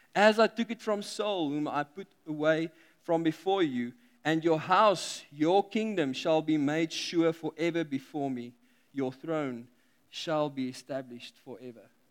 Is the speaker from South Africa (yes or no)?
yes; South Africa; we are South African